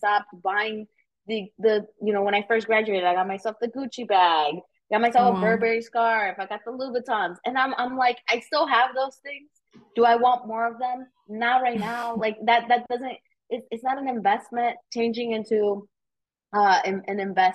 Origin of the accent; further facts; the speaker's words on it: Aurora, Illinois, United States; now in Chicago, United States; I'm from Aurora, so west suburbs of Chicago